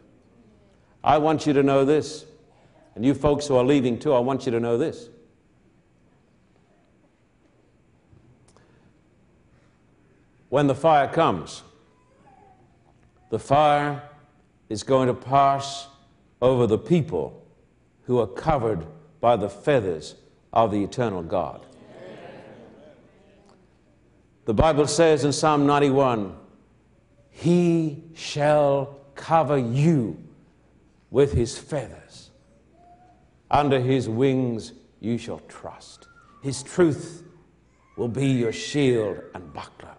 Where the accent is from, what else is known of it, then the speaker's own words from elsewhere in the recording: Australia; I'm an Australian.